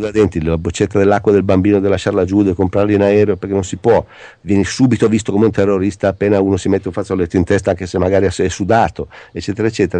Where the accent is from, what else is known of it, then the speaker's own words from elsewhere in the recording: Italy; sono italiano